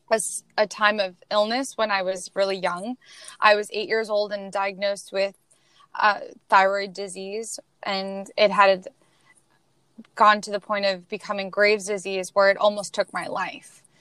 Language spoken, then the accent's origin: English; Queens, New York, United States; We are originally from Queens, New York. And uh, we moved to Pennsylvania